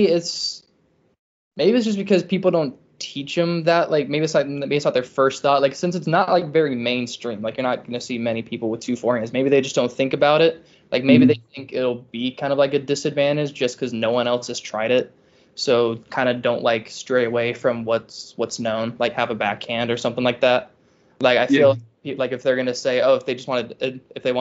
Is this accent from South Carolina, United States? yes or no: yes; Charleston, South Carolina, United States; I'm from Charleston